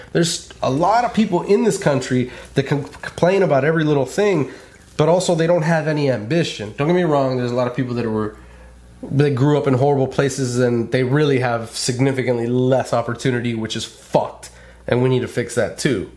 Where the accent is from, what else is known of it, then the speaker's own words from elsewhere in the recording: California, United States; moved away; I grew up in California. I was born and bred in California